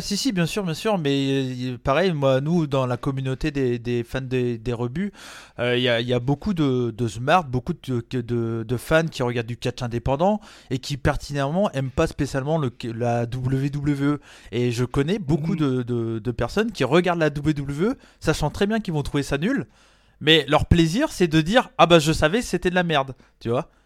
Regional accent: Brittany, France; j'ai la culture américaine, mais j'ai grandi en France

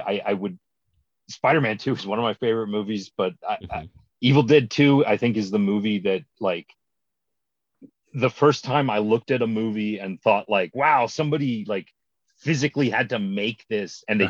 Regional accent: Maryland, United States; I'm from Maryland

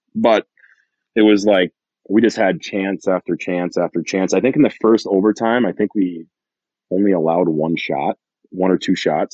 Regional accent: Massena, New York, United States; I'm from in Messina, New York

